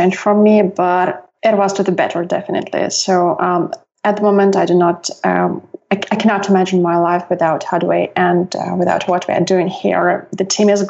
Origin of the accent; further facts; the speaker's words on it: Russia; now in Southern California, United States; I grew up in Russia